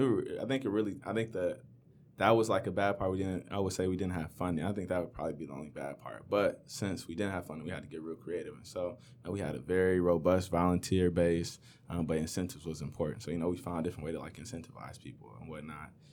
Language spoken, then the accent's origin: English; Inkster, Michigan, United States; I grew up in Inkster